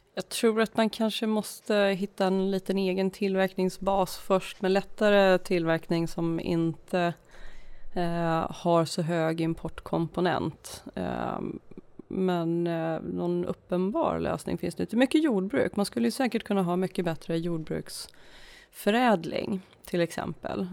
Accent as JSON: {"language": "Swedish", "town": "Uppsala", "region": "Uppsala County", "country": "Sweden", "tie": "born or raised there", "moved": "yes", "lives_now": "Stockholm, Sweden", "said": "jag är från Uppsala från början, eh, men bosatt i Stockholm sedan många, många år, född i Stockholm en gång i tiden"}